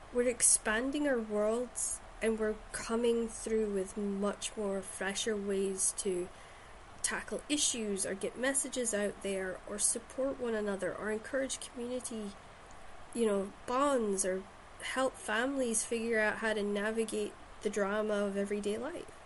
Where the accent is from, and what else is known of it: Shetland, Scotland, United Kingdom; born or raised there